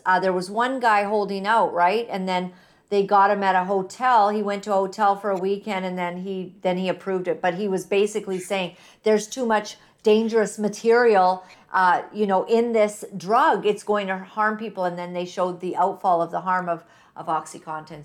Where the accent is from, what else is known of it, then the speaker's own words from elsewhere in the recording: United States; moved away; being American